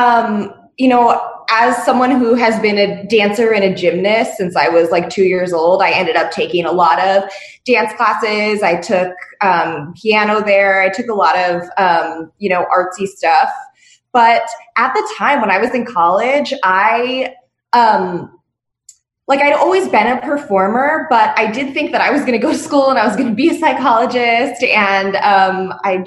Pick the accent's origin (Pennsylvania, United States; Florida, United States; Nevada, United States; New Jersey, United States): Nevada, United States; Las Vegas; I was born and raised in Vegas, which is super rare